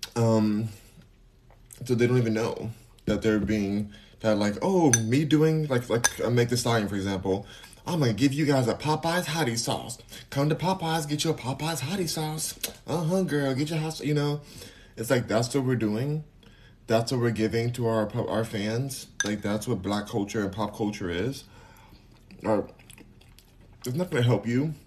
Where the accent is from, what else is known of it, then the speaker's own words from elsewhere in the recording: California, United States; I'm from California, so maybe that's the accent